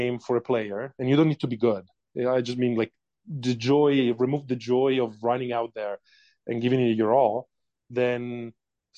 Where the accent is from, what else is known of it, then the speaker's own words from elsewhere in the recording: Italy; English is a second language; moved away as an adult; now in United States; as you can maybe able to tell from my accent, I was born and raised in Italy